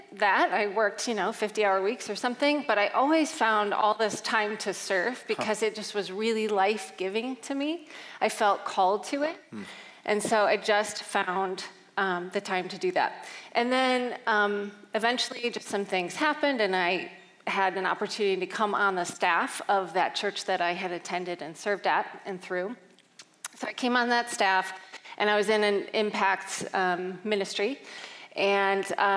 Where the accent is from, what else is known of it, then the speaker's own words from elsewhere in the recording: just outside of Chicago, Illinois, United States; I grew up just outside of Chicago